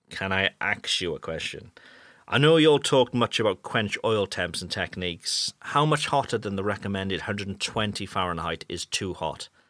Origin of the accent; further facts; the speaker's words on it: United Kingdom; moved away as an adult; now in France; I'm a Brit who now lives in France